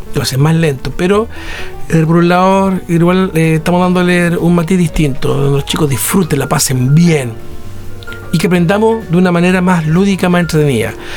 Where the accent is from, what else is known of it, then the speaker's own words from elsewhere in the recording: Chile; Yo soy chileno